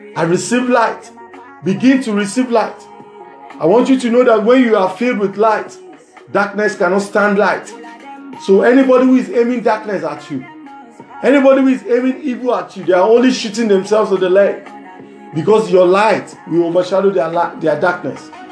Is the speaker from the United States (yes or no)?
no; Nigeria; from Nigeria.